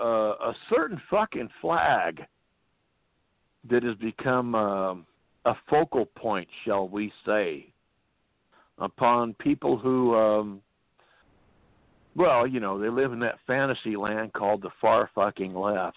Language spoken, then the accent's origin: English; California, United States; I was born and raised in California. That's about the motherfucking far away from the South and any of that shit you can get.